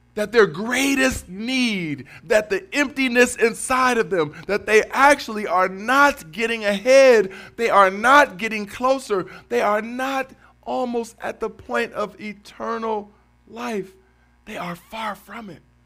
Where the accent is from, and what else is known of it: Cleveland, Ohio, United States; born or raised there; moved away as an adult; now in Detroit, United States